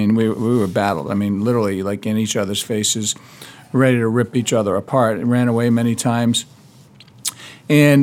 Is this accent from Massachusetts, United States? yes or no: yes; Massachusetts, United States; also born or lived in New Hampshire; we moved back to Massachusetts from New Hampshire